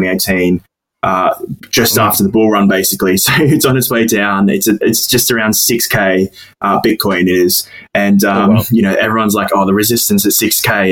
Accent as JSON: {"language": "English", "country": "Australia", "moved": "as an adult", "lives_now": "United Kingdom", "said": "I'm originally from Australia, and basically how it works, I decided to move to the UK"}